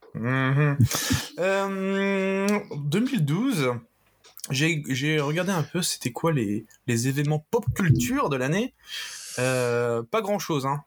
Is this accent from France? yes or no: yes; France; je suis français